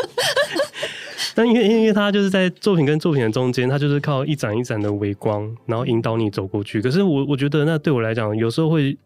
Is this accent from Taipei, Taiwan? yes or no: yes; Taipei, Taiwan; 我对于我的出生地其实也并不了解